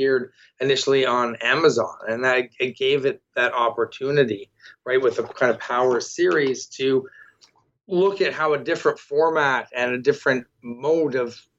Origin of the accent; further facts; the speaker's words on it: Toronto, Ontario, Canada; I'm from Toronto, and I'm someone who read the Scott Pilgrim comics going through and looking, and I recognize that spot